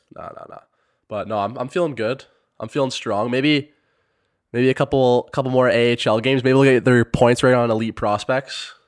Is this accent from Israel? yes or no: no; Sarnia, Ontario, Canada; I'm from Sarnia, Ontario, Canada